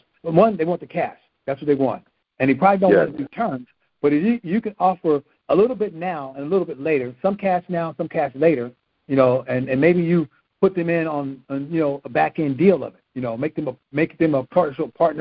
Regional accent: California, United States; I'm being from California

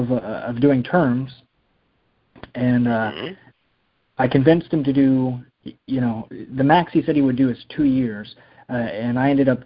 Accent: Illinois, United States; I'm from Illinois

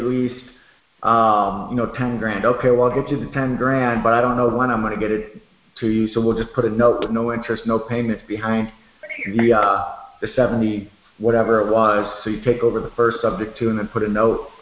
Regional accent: Chicago, Illinois, United States; moved away; I'm from Chicago, actually, originally

